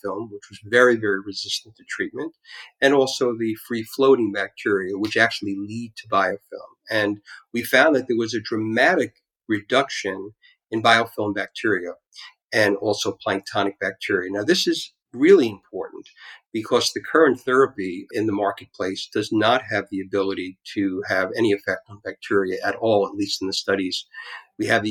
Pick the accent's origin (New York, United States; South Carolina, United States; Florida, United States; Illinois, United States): New York, United States; New York City; I grew up in Brighton Beach, Brooklyn